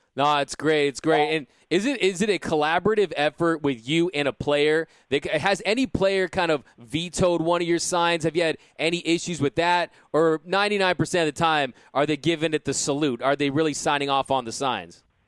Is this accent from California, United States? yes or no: yes; South Pasadena, California, United States; I grew up here in Los Angeles, grew up in in South Pasadena, California